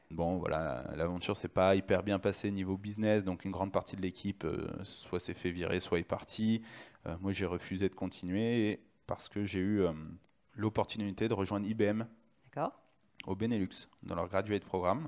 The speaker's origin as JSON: {"language": "French", "town": "Lyon", "region": "Auvergne-Rhône-Alpes", "country": "France", "said": "je suis de Lyon, mais j'ai fait euh, mon IUT à Saint-Etienne"}